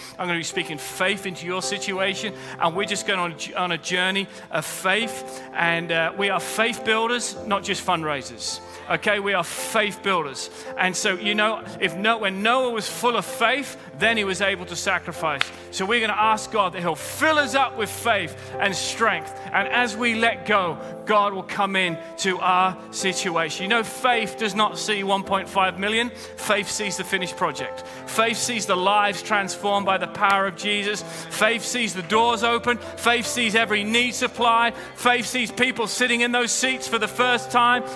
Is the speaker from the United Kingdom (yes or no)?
yes; United Kingdom; I'm British